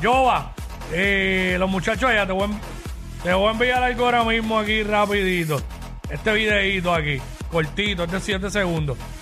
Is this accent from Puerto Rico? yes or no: yes; Puerto Rico; somos los boricuas